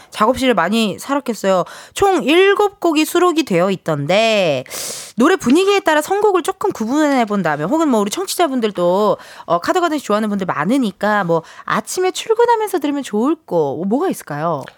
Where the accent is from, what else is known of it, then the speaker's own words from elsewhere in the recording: Incheon, South Korea; 저도 인천 출신인데